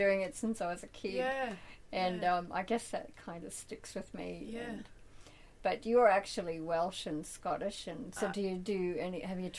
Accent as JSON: {"language": "English", "country": "Canada", "said": "I'm just a Canadian"}